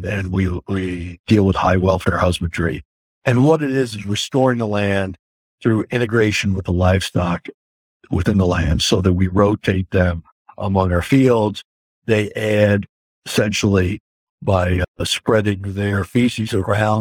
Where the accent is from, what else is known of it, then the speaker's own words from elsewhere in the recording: Woodstock, New York, United States; moved away as an adult; also born or lived in Texas; now in Woodstock, Connecticut, United States; I grew up in Woodstock, New York, headed to California, ended up in Texas